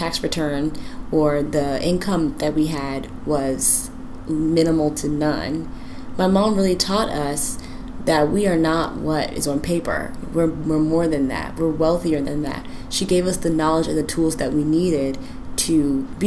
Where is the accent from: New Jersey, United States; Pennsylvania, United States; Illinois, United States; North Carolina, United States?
North Carolina, United States; rural northeastern; also born or lived in Suffolk, Virginia / Portsmouth, Virginia; now in Washington, D.C., United States; We were from rural northeastern North Carolina